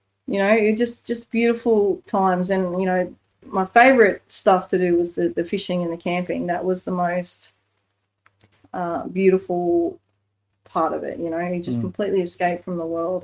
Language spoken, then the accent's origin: English; Australia; live as an Aussie bush kid